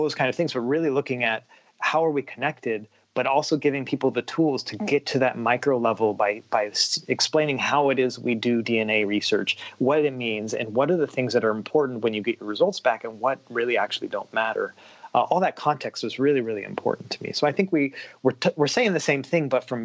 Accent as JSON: {"language": "English", "region": "Washington", "country": "United States", "tie": "born or raised there", "said": "I'm a guy who grew up in Washington State"}